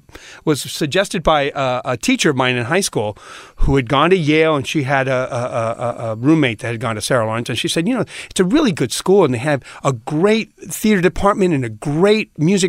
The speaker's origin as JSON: {"language": "English", "country": "Puerto Rico", "tie": "born or raised there", "said": "Yeah, yeah."}